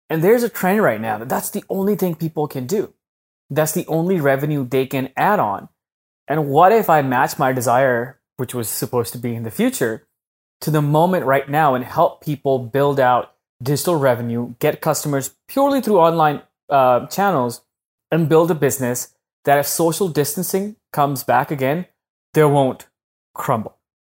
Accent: Pakistan; moved away as an adult; now in United States; When I came to the US from Pakistan when I was 18, 19 in 2010, you can't get a green card when you're a student.

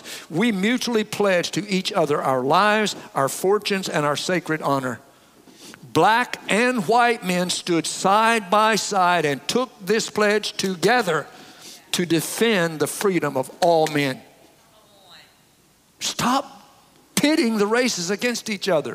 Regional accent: the South, United States; I grew up in the South

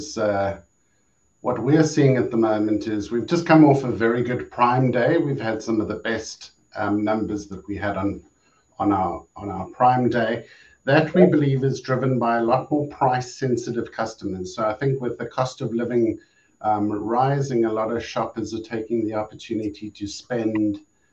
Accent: South Africa; moved away as an adult; now in Europe; my home country of South Africa

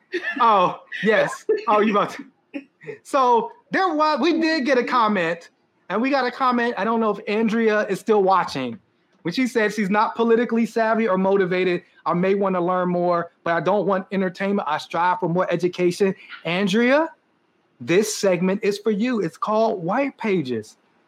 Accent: Pittsburgh, Pennsylvania, United States; And we're not from Pittsburgh. From Philly. We're from Pittsburgh.

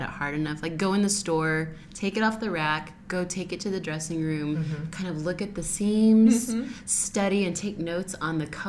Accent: California, United States; now in Missouri, United States; this is Missouri and I'm from California and we don't do things like that there.

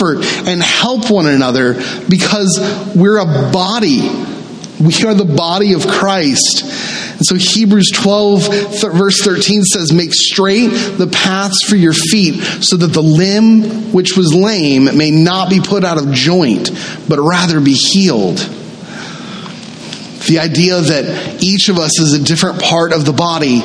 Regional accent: the South, United States; I grew up in the South, and I grew up in a very traditional Southern Baptist church.

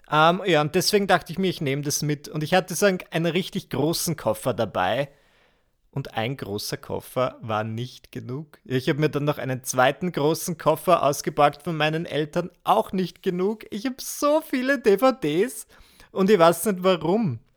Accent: Burgenland, Austria; bin aber ins Burgenland gefahren, wo ich herkomme

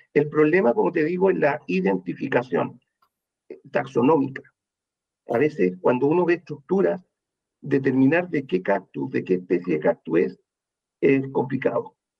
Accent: Chile; Los chilenos

